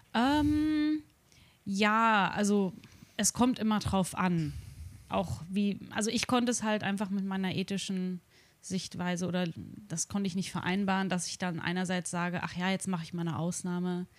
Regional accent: Darmstadt, Hesse, Germany; now in Tokyo, Japan; ich komme aus Darmstadt

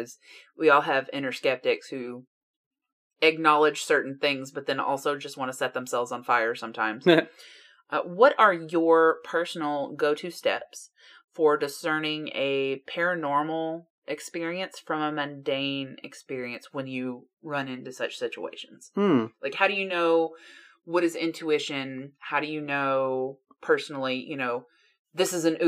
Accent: United States; being American

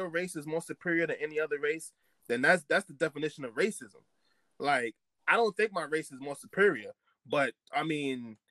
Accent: Trinidad & Tobago; I'm from Trinidad. I'm not from Jamaica.

